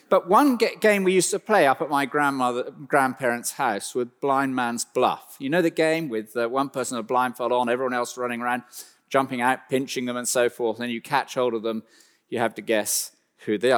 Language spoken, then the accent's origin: English; West Country, South West England, United Kingdom; as a small child, we grew up deep in the West Country of, uh, England